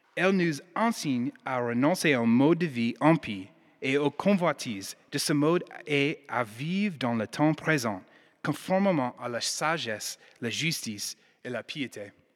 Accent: United States; accent: American; French is a second language; now in Lyon, France; Je suis américaine

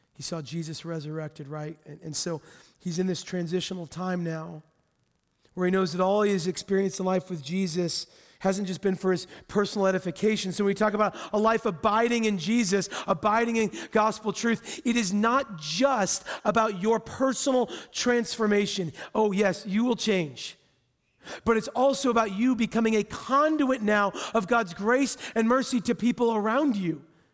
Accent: Texas, United States; well, I grew up in Texas, so I'm a Christian, right?

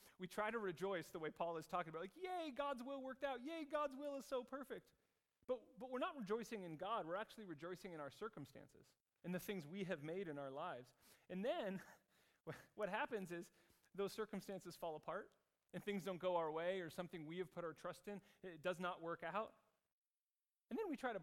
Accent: United States; moved away as an adult; now in Zurich, Switzerland; myself as an American

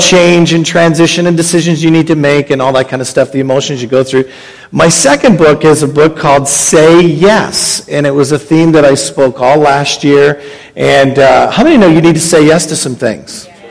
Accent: Canada; now in Hamilton, Canada; I'm from Canada

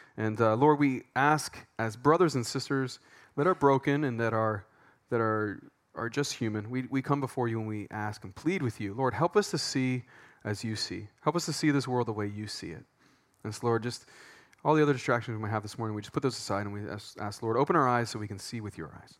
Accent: Pennsylvania, United States; moved away as an adult; now in Thailand; we're from Pennsylvania

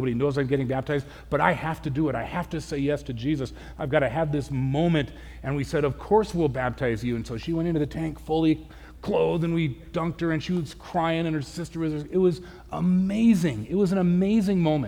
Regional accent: Southern California, United States; now in Spokane, United States; I grew up in Southern California

